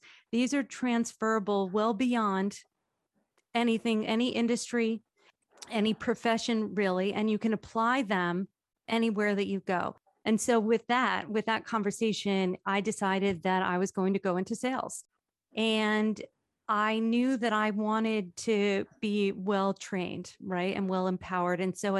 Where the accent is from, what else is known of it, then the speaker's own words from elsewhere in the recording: Toms River, New Jersey, United States; I was raised in Tom's River